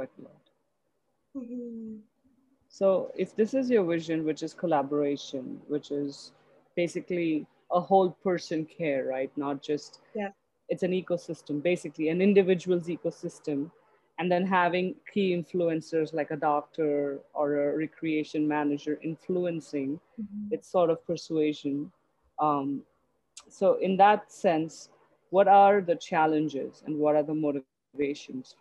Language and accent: English; India; moved away; also born or lived in Canada; right now I'm in my home country